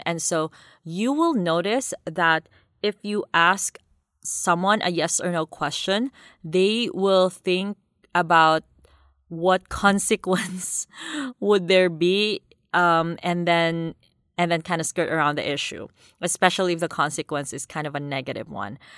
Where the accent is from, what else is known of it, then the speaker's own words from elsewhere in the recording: Davao City, Davao Region, Philippines; I grew up in Davao City, Philippines, which is a, quite a big city down south, you know, southern Philippines